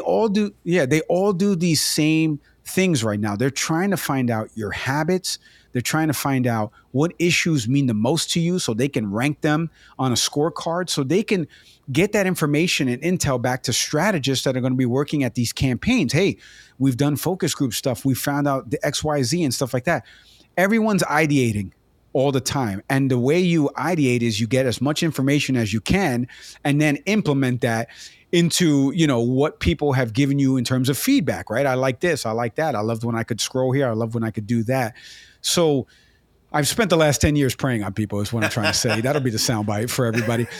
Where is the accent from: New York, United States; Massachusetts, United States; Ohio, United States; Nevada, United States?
New York, United States; New York City; I grew up in the Bronx.